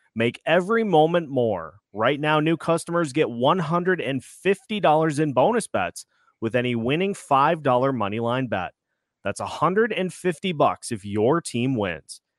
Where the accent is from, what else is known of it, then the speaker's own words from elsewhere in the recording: Minnesota, United States; My hometown squad, the Minnesota Wild